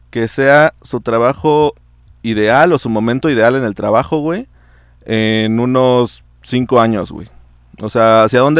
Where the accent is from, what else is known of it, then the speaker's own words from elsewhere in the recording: Mexico; Como buena mexicana nomás sonreí y afirmé con la cabeza, pero ni había entendido qué pedo.